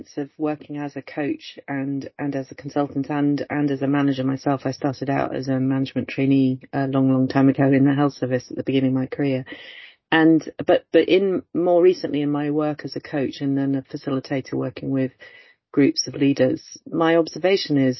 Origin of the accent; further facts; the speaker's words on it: Oxford, South East England, United Kingdom; moved away as an adult; now in Stirling, United Kingdom; I originally come from Oxford and was born and brought up in Oxford, but my family is Welsh and Irish